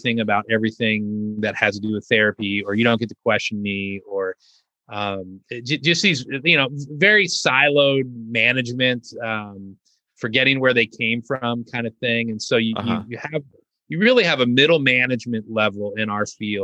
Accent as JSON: {"language": "English", "region": "Southern California", "country": "United States", "tie": "born or raised there", "moved": "as an adult", "lives_now": "Arkansas, United States", "said": "growing up in Southern California"}